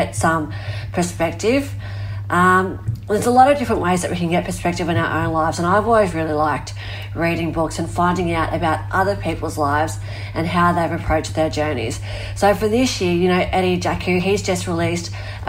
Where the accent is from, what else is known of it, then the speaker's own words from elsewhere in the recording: Australia; my hometown where I live was surrounded by fire